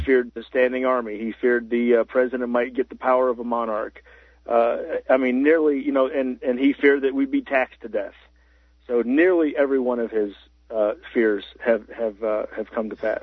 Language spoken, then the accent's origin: English; Central Florida, United States; now in Colorado, United States; I'm from the uh, touristy part of Florida, Central Florida, uh, around the House of the Mouse.